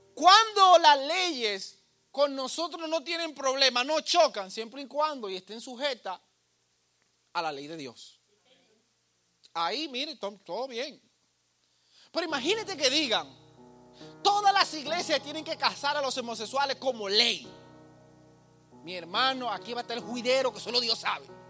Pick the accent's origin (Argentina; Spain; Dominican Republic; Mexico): Dominican Republic; now in United States; yo soy dominicano. Aunque mi pasaporte diga lo que diga, yo soy, yo nací aquí